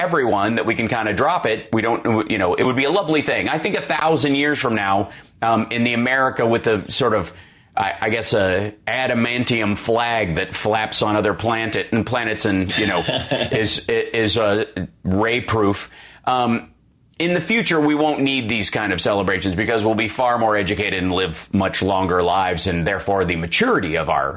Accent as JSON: {"language": "English", "town": "Chicago", "region": "Illinois", "country": "United States", "said": "me as a Chicagoan in heart and body"}